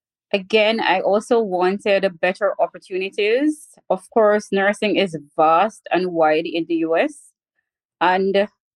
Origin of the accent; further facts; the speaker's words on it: Jamaica; moved away as an adult; now in Fargo, United States; I am from Jamaica. I have been living in the US for the last 5 years